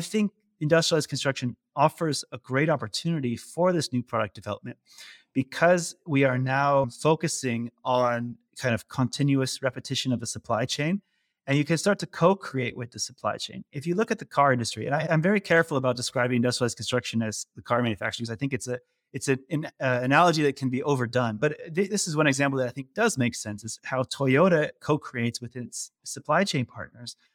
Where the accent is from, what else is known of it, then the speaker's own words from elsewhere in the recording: California, United States; moved away as an adult; now in Netherlands; I'm originally from the U S. I grew up in California